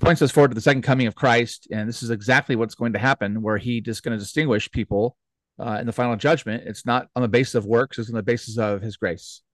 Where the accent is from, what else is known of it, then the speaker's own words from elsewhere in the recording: United States; as Americans, especially, you know, speaking as American